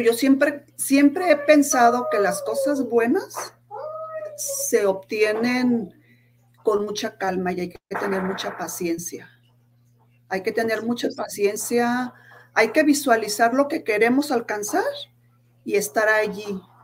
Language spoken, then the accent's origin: Spanish; Guadalajara, Jalisco, Mexico; moved away as an adult; now in Salt Lake City, United States; soy de Guadalajara, Jalisco. Actualmente vivo aquí en Soleil City, Utah.